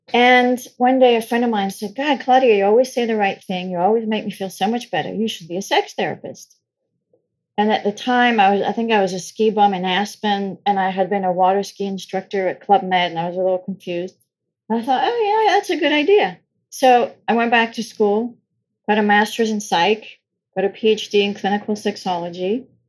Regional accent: France; So I grew up in France. I know I don't sound it, but I did. I was born and raised in France.

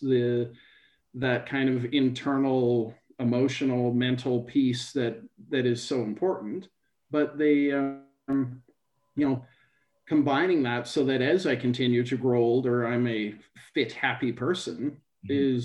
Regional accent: near Thunder Bay, Ontario, Canada; I grew up in Canada, not so far from Thunder Bay in Ontario

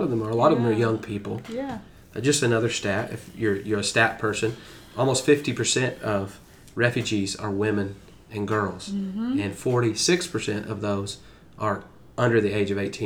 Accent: United States; as an American person, as a person who's comfortable in the culture

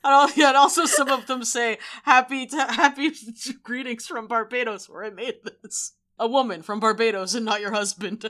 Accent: New Bedford, Massachusetts, United States; I grew up in New Bedford.

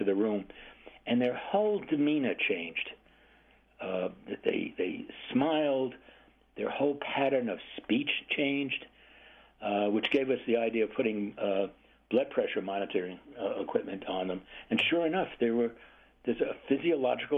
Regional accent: New York City, New York, United States; moved away as an adult; also born or lived in California; I am originally from Brooklyn, New York, like everybody else. And so pets were very uncommon. Apartment living, high density

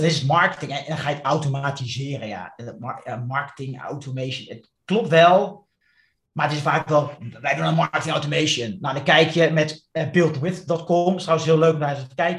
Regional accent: Netherlands; als Nederlander

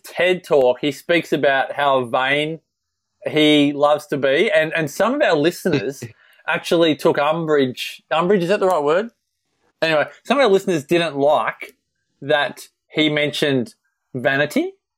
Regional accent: Melbourne, Victoria, Australia; moved away; I grew up in Melbourne, obviously, and I moved up here.

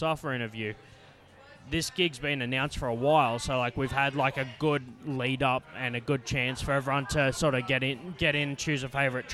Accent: Canberra, Australian Capital Territory, Australia; my hometown

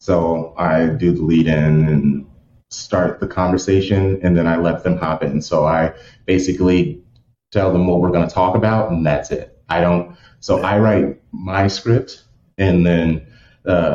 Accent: United States; I'm an American

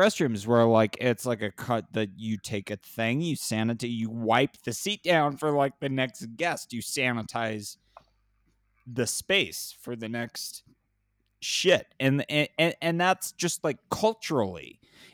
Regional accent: California, United States; I come from California, where public bathrooms are a disaster

